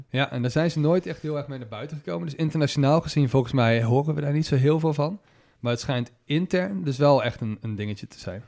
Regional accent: Netherlands

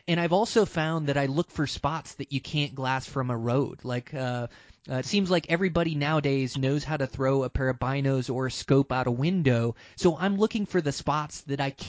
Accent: Montana, United States

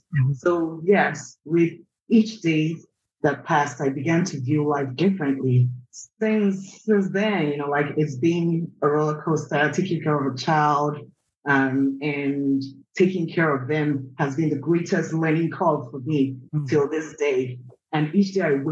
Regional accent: Nigeria; moved away as an adult; also born or lived in Anambra State; now in United States; raised in Nigeria. I moved to the US in 2010

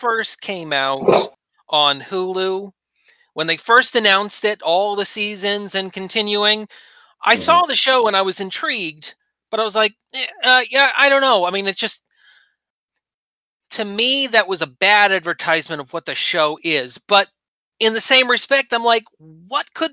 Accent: Southern Maine, United States; also born or lived in Pendleton County, West Virginia; now in North Central West Virginia, United States; I grew up in Southern Maine

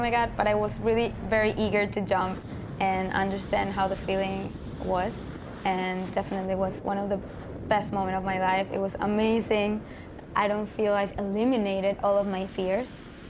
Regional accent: Venezuela; moved away; I grew up in Venezuela

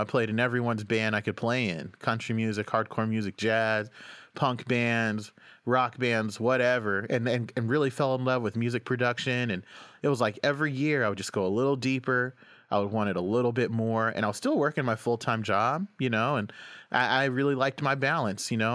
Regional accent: Oklahoma, United States; moved away as an adult; also born or lived in Washington, D.C.; now in New York, United States; I grew up in Oklahoma

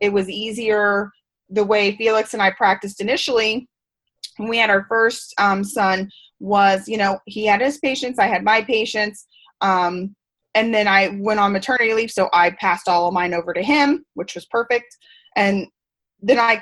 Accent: Missouri, United States; moved away; I was commuting to my hometown. We were in Missouri then

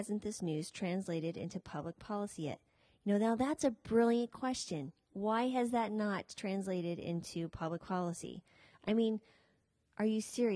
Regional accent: United States; we are American citizens

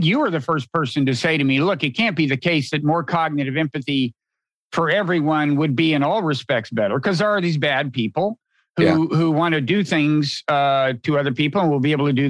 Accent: United States; Being an American

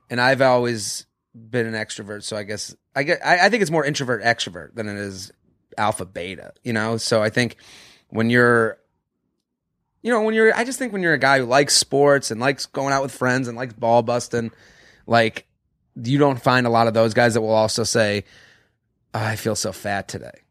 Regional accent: Boston, Massachusetts, United States; I'm from Boston

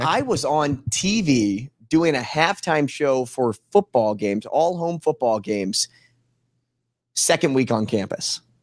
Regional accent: St. Louis, Missouri, United States; moved away; I grew up in Saint Louis.

